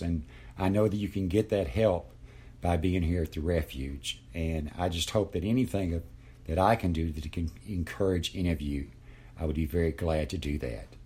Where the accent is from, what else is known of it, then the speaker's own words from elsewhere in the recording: Lexington, Kentucky, United States; I'm sixty-three years old, and I'm from Lexington, Kentucky